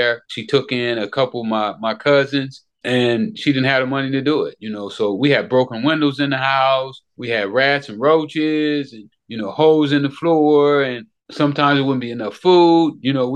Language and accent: English; Los Angeles, California, United States; I grew up in Hoover Crip Hood. You know, at that time, they was the biggest gang in Los Angeles